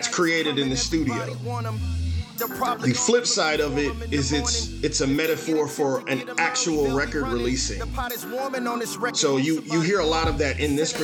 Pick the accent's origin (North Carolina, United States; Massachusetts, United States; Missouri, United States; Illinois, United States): Missouri, United States; Kansas City; I was born in the Midtown area. I grew up in South Kansas City